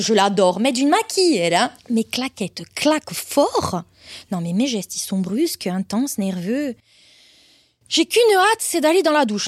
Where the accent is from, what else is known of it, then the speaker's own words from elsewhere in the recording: Corsica, France; Je vis et je suis née en Corse. Et comme on dit chez nous, on est Corse avant d'être.